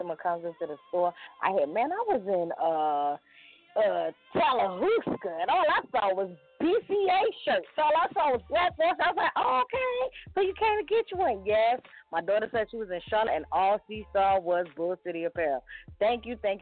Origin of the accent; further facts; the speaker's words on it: Jamaica; I am Jamaican